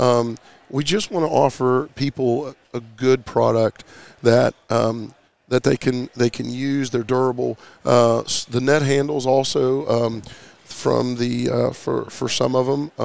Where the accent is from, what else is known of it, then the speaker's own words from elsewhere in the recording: West Virginia, United States; we're from West Virginia